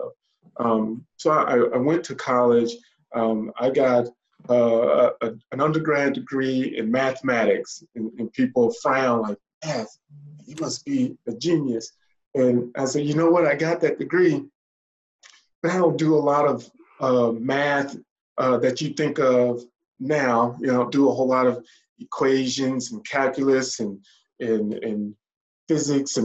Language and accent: English; Starkville, Mississippi, United States; moved away as an adult; also born or lived in Tuscaloosa, Alabama / Indiana; now in North Atlanta metro area, United States; I'm originally from Mississippi, Starkville, Mississippi